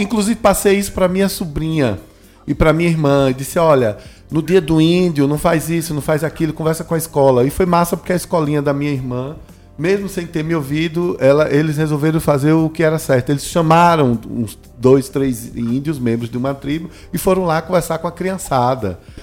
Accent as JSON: {"language": "Portuguese", "region": "interior of Bahia", "country": "Brazil", "tie": "born or raised there", "said": "Eu fui criado, sou, sou baiano do interior, fui criado no, no interior"}